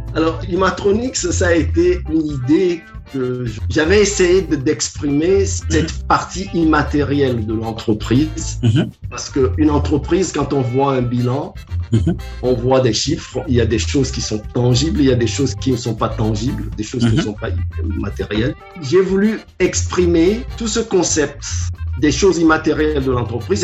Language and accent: French; Lomé, Maritime, Togo; J'ai commencé au Togo. Je suis né à Lomé. Je suis l'aîné d'une famille de sept